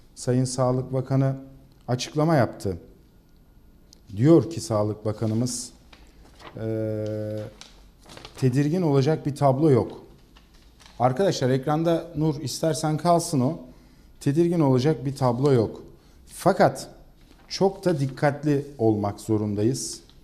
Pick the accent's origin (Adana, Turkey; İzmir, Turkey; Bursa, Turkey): İzmir, Turkey; biz İzmirliler olarak